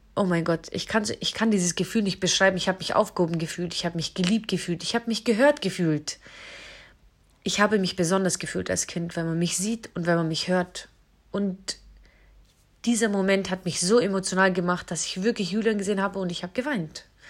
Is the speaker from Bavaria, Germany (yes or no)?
yes; hometown on the Isar river, Bavaria, Germany; moved away as an adult; Ich bin auf jeden Fall in meine Heimatstadt wieder zurückgezogen